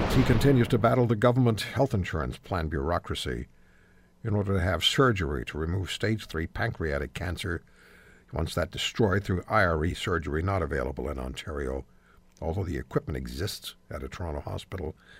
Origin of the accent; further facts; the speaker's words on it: Switzerland; now in Canada; I was born in Switzerland